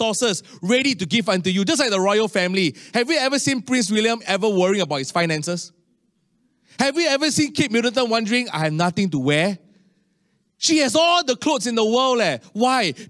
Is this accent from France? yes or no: no; Singapore; as a Singaporean